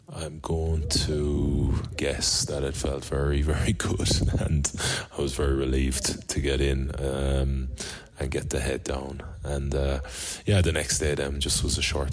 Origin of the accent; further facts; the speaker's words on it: Galway, Connacht, Ireland; that great city, my hometown